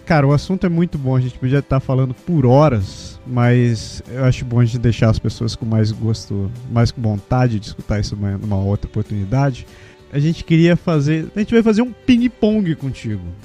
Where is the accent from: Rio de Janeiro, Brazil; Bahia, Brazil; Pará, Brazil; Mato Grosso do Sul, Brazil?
Pará, Brazil; Belém; moved away; also born or lived in Curitiba; Eu sou de Belém, mas eu morei uns 15 anos em Curitiba